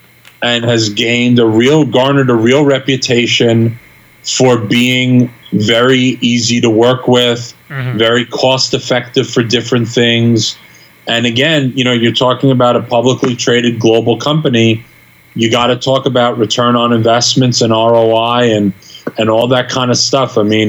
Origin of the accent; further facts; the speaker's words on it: New York, United States; You know, I'm a New Yorker like you. I grew up in New York. I grew up going to the Garden.